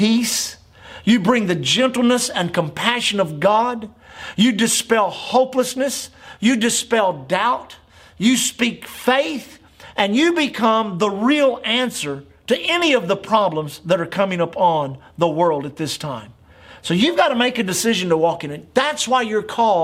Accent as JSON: {"language": "English", "country": "United States", "said": "as an American the last 60 years of my life, 64 years of my life."}